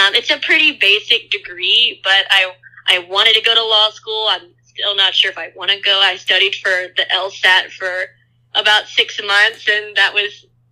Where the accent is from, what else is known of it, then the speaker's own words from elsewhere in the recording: Corpus Christi, Texas, United States; I grew up in Corpus Christi, Texas. That's 45 minutes from the beach, so definitely South Texas